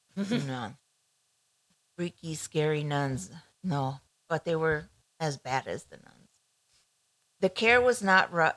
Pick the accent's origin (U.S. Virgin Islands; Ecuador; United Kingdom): Ecuador; moved away; I grew up in Ecuador back in the 80s, 70s, 80s